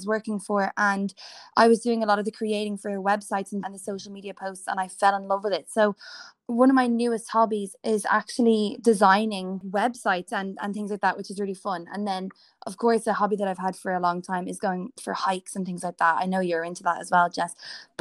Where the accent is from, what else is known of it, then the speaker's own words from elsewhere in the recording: Dublin, Leinster, Ireland; I am from Dublin, born and still living here